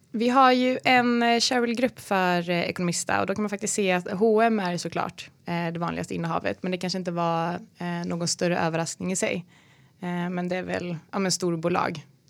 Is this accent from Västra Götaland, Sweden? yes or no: yes; Falköping, Västra Götaland, Sweden; moved away; also born or lived in Malmö; jag kommer från Falköping utanför Skövde